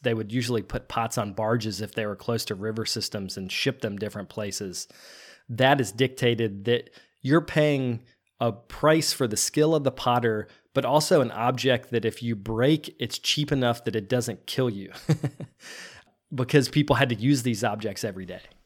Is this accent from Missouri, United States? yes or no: no; Virginia, United States; moved away as an adult; also born or lived in North Carolina / Shanghai, China; now in New Jersey, United States; I grew up in Virginia, but went to school in North Carolina